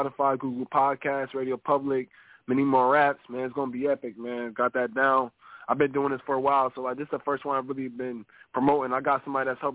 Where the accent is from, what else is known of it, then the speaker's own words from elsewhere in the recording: Syracuse, New York, United States; also born or lived in Holyoke, Massachusetts; I'm from Syracuse, New York.